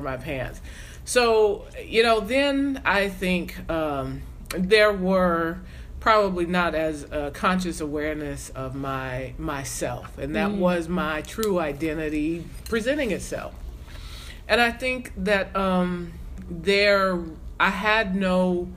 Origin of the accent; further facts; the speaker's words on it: South Carolina, United States; I was a kid growing up in South Carolina